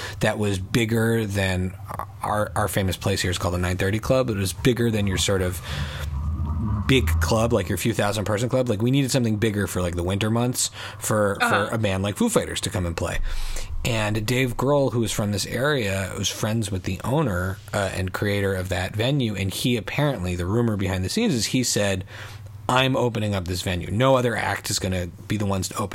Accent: Montreal, Quebec, Canada; growing up in Montreal

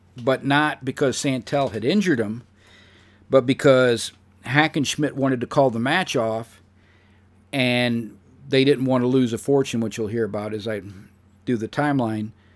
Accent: St. Louis, Missouri, United States; my hometown of Saint Louis, Missouri

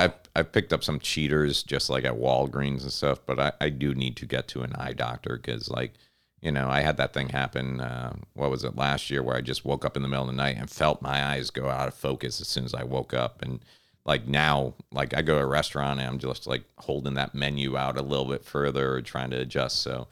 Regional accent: Connecticut, United States; when I was a kid growing up in Connecticut

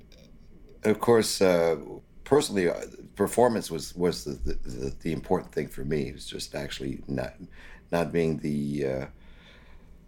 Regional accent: Gatineau, Quebec, Canada; also born or lived in Ottawa, Ontario / Montreal; I lived my young life just across the river in the Hull area, and I went to school and graduated

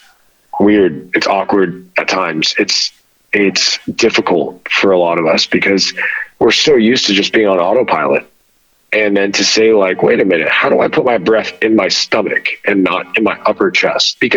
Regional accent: United States; growing up in America as a first generation child of Middle Eastern immigrants

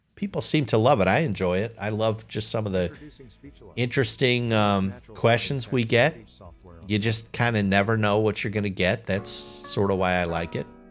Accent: United States; I'm American. That's my nationality.

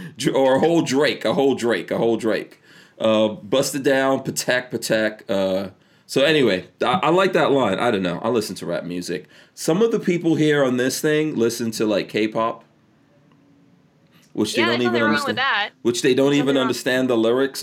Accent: India; By the way, I could do that. I'm Indian. So for any people out there who want to like come down on this, that's not racist or anything. I am Indian.

